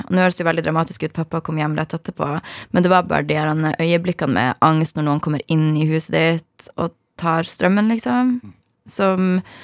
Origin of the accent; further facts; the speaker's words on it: Harstad, Troms, Norway; moved away; Jeg er fra Harstad i Nord-Norge